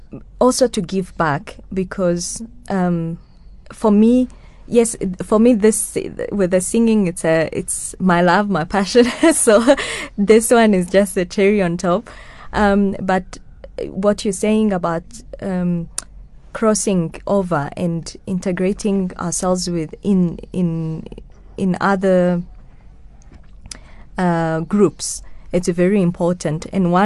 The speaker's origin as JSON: {"language": "English", "country": "Rwanda", "first_language": "Kinyarwanda", "second_language": "English", "said": "Actually, we sang this a lot in my mother tongue as a hymn. I grew up with hymns. I know a lot of hymns. yes, I grew up with this in the Kinyarwanda hymns."}